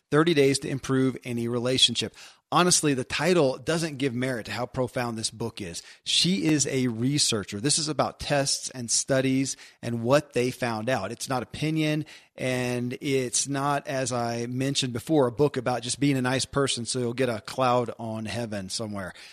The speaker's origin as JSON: {"language": "English", "region": "Kentucky", "country": "United States", "tie": "born or raised there"}